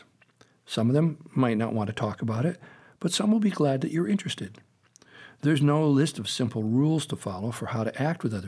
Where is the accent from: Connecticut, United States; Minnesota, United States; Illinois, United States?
Connecticut, United States; Meriden; When I was little, growing up in Meriden, Connecticut